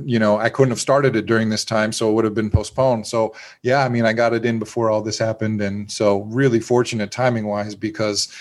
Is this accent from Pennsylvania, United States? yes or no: yes; Pennsylvania, United States; now in Florida, United States; I grew up in Pennsylvania and living in Florida